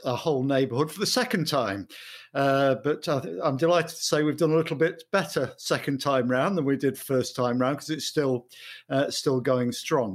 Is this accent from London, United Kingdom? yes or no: no; Mansfield, East Midlands, United Kingdom; moved away as an adult; also born or lived in Sutton-in-Ashfield / Coventry; now in Manchester, United Kingdom; I was born in Mansfield. I lived there in Mansfield, Sutton, in Ashford, Kirk, in Ashfield till I was eighteen.